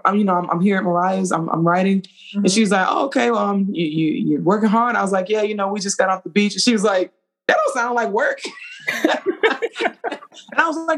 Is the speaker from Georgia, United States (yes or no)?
yes; Atlanta, Georgia, United States; I'm from Atlanta